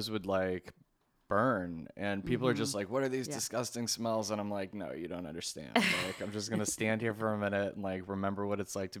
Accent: New York, United States; it's like it happens every time I say I'm from New York

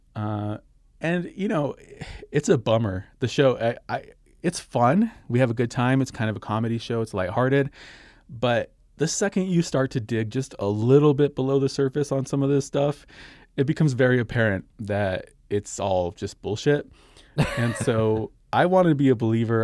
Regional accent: Socorro, New Mexico, United States; my hometown of Socorro, New Mexico

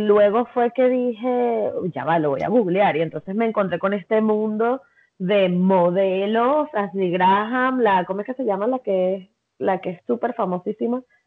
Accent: Venezuela; soy venezolana

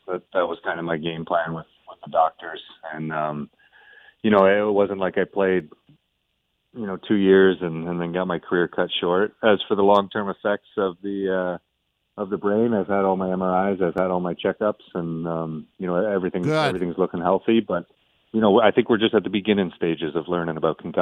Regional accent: Toronto, Ontario, Canada; also born or lived in New York; now in Columbus, United States; growing up in Toronto around an original six NHL hockey club

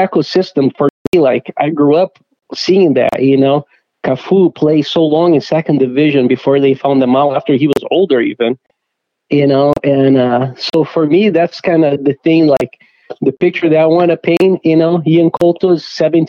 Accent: Curitiba, Paraná, Brazil; now in Minnesota, United States; It's my hometown where I grew up

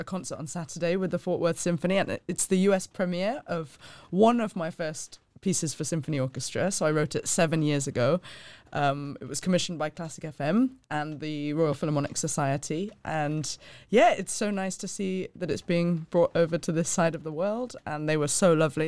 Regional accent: Hong Kong; moved away as an adult; also born or lived in London; I was born and raised in Hong Kong, spent the first eighteen years of my life there and absolutely loved it.

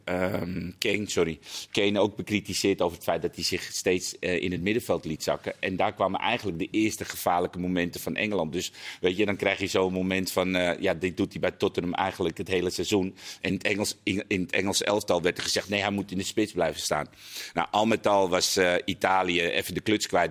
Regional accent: Netherlands; dat wij als Nederlanders toch zouden zuurpruimen

